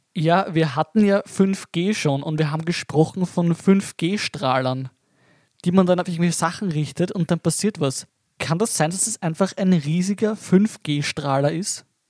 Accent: Lower Austria, Austria; wie das ist bei uns in Niederösterreich

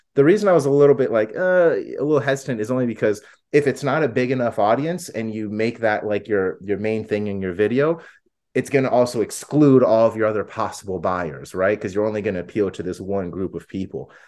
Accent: Florida, United States; now in Arizona, United States; I'm from Florida originally, I live in Arizona

